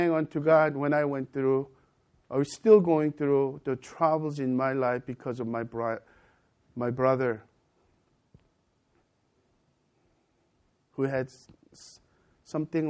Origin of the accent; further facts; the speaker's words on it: United States; also born or lived in Korea; I'm an American as well as Korean